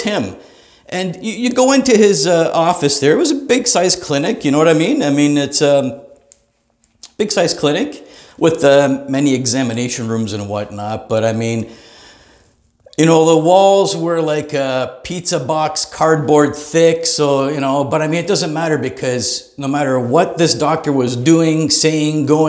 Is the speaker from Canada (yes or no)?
yes; Greater Toronto Area, Ontario, Canada; I'm from the Greater Toronto Area, Canada